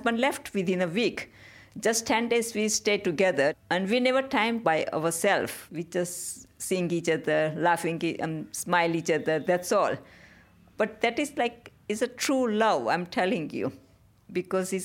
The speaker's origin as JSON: {"language": "English", "region": "Gujarat", "country": "India", "tie": "born or raised there", "also_born_or_lived": "Peckham, London", "second_language": "English", "moved": "as an adult", "lives_now": "London, United Kingdom", "said": "But in India, I grew up in a small village. It's in the Gujarat states. And I came here in 1989 to get married to my husband."}